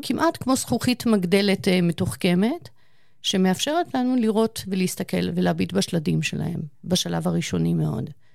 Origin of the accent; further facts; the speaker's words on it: Eilat, Southern District, Israel; moved away; אני גדלתי בתקופה מסוימת בחיי, גרנו באילת.